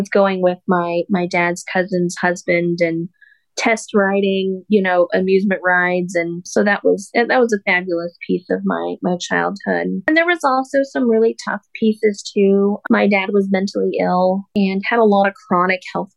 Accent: Sterling, Colorado, United States; So I'm a Colorado native. I'm from Sterling, Colorado. I was born and raised there

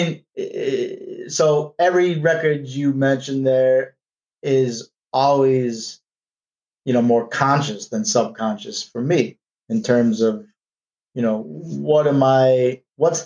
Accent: New York City, New York, United States; we were from New York

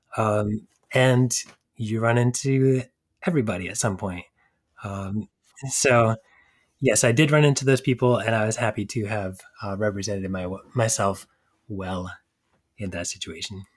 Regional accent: New Hampshire, United States; moved away as an adult; also born or lived in New York City; I grew up in New Hampshire, just outside of Boston

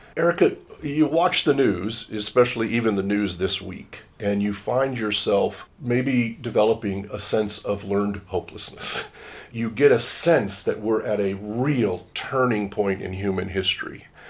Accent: Washington, United States; I come from Washington State in the United States

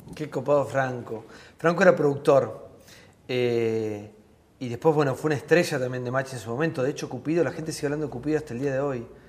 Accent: Tres Algarrobos, Buenos Aires Province, Argentina; moved away as an adult; era un pibe en mi pueblo, en Tres Agarrobos

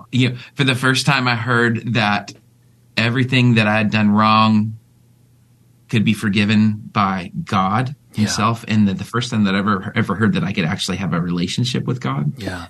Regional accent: West Coast, United States; I grew up on the West Coast, actually.

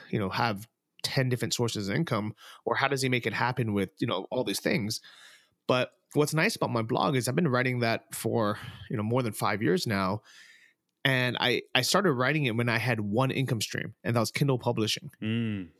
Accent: San Francisco, California, United States; moved away as an adult; also born or lived in Thailand / Texas; I'm originally from San Francisco

